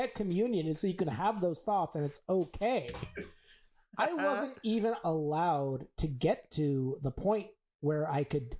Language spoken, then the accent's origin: English; San Francisco, California, United States; I'm from San Francisco.